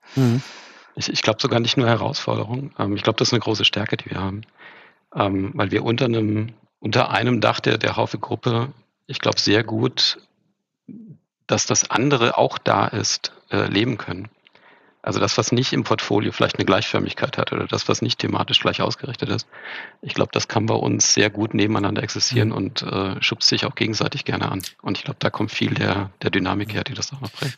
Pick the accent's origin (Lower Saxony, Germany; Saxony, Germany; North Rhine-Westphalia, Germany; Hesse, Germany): Hesse, Germany; moved away; also born or lived in Franconia / Ruhr area; geboren in Franken, groß geworden in Hessen, teilsozialisiert im Ruhrpott und jetzt wieder ganz im Süden